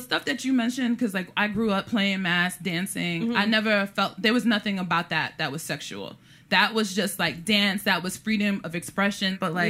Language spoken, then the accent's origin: English; New York City, New York, United States; I already speak like this because I'm from Brooklyn.